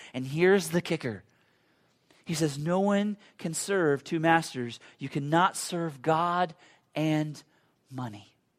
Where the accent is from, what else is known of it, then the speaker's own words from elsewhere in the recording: United States; I'm a Christian American that has grown up in the same culture that you've grown up